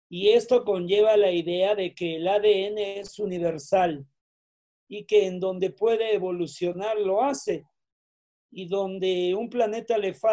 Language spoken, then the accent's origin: Spanish; Roswell, New Mexico, United States; Yo nací en Roswell, crecí en Roswell Sé que cayó la nave, que se llevaron los cuerpos.